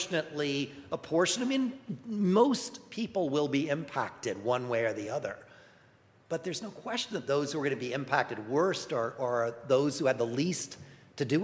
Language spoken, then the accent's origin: English; New York, United States; I'm from New York